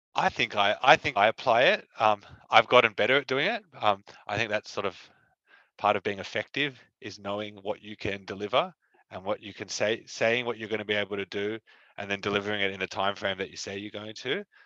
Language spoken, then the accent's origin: English; Sydney, New South Wales, Australia; we grew up in Sydney.